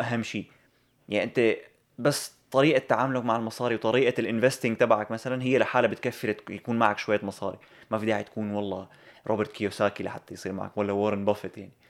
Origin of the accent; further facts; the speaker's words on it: Syria; moved away; نحن اللي إجينا من سوريا